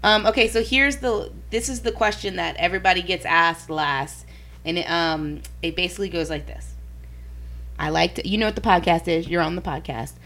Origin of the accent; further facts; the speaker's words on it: New Orleans, Louisiana, United States; where I'm from is Different. New Orleans